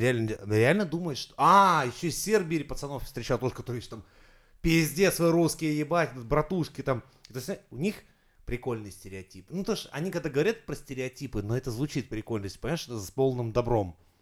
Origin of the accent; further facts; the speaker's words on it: Saint Petersburg, Russia; я из Петербурга